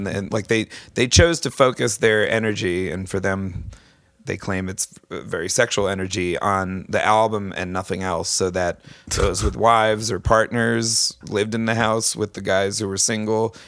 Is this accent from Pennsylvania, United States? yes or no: no; East Lyme, Connecticut, United States; I grew up in East Lyme, southeastern Connecticut